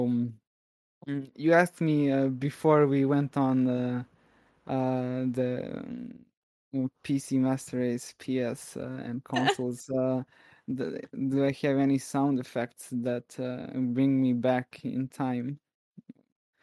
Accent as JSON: {"language": "English", "country": "Serbia", "accent": "Serbian English", "second_language": "English", "said": "we have here in Serbia"}